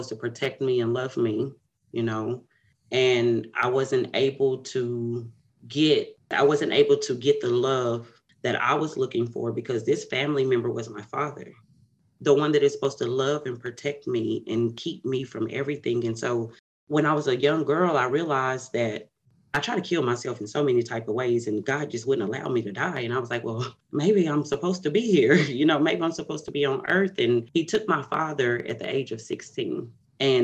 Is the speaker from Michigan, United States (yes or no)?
no; Paris, Texas, United States; now in Dallas, United States; I am from Paris, Texas. It is about 100 miles outside of Dallas, Texas. I currently live in Dallas, Texas